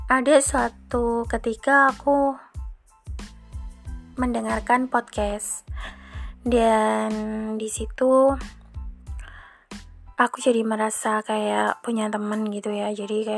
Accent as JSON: {"language": "Indonesian", "town": "Malang", "region": "East Java", "country": "Indonesia", "tie": "born or raised there", "lives_now": "Surabaya, Indonesia", "said": "aku asli Malang dan saat ini aku lagi stay di Surabaya."}